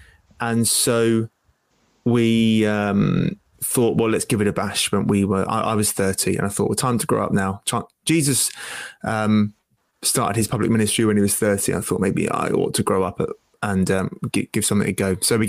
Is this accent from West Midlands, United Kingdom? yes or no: no; Isle of Wight, South East England, United Kingdom; moved away as an adult; also born or lived in Sheffield; now in Wakefield, United Kingdom; I grew up on the Isle of Wight, and I, in the grace of God, became a Christian on the Isle of Wight